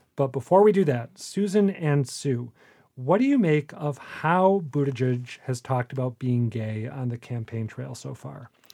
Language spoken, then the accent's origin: English; Minneapolis, Minnesota, United States; I grew up in the Twin